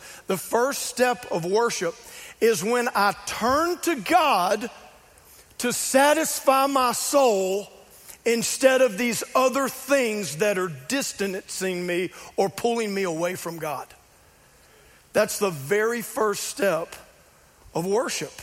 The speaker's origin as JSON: {"language": "English", "region": "South Louisiana", "country": "United States", "tie": "born or raised there", "said": "I grew up in South Louisiana."}